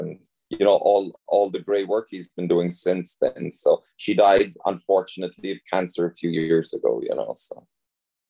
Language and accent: English; Ireland; moved away as an adult; now in United States; I'm from Ireland, but I've been living in the States now for over